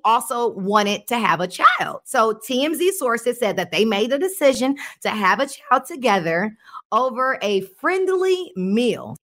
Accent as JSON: {"language": "English", "region": "West Coast", "country": "United States", "said": "I'm from the West Coast."}